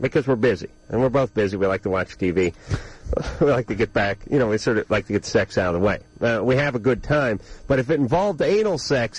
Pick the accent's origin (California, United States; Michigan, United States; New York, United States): California, United States; I've lived in California my whole life.